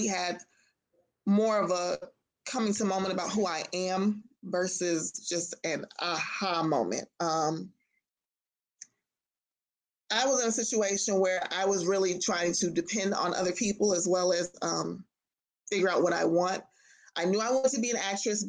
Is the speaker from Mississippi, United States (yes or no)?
no; Los Angeles, California, United States; moved away as an adult; now in Atlanta, United States; I am originally from Los Angeles, California.